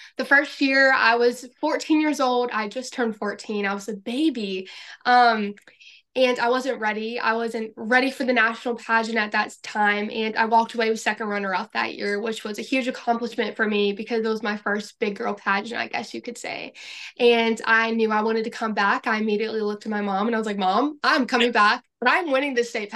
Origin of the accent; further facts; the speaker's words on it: Florence, South Carolina, United States; I am from Florence, South Carolina